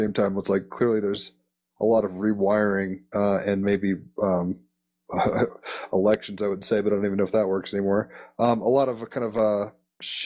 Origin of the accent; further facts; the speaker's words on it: United States; as an American